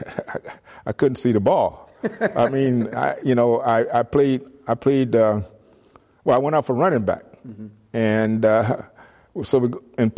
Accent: Miami, Florida, United States; moved away as an adult; now in San Jose, United States; I grew up in Miami, Florida

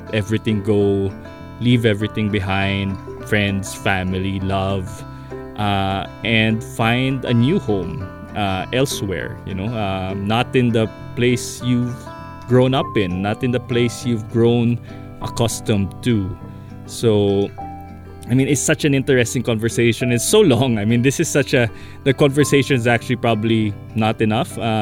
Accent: Philippines; as a Filipino who is so connected to family, as a Nigerot who is connected to community

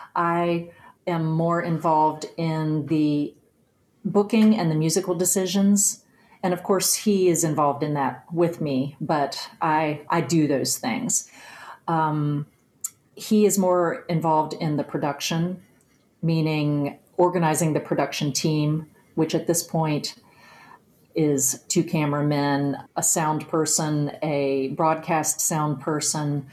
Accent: Mount Nebo, West Virginia, United States; I'm from Nicholas County. I lived in Mount Nebo, West Virginia

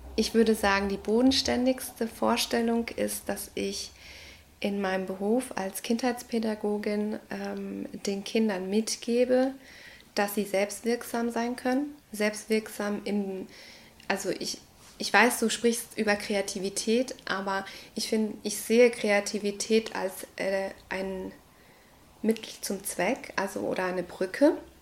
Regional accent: Ecuador; moved away; Ich komme aus Ecuador, aus Lateinamerika

